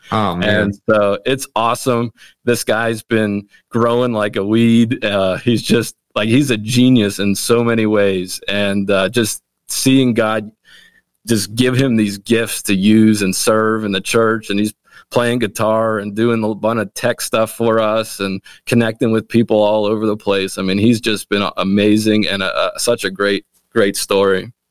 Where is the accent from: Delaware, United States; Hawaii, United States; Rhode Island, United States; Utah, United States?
Delaware, United States; Wilmington; also born or lived in Canada; now in Lancaster, United States; I was born in Canada, in the great country of Canada. And uh, my family moved from Canada when I was five years old, and we grew up in Wilmington, Delaware.